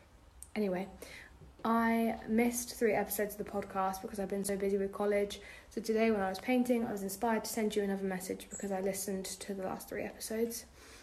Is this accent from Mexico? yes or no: no; England, United Kingdom; I'm English.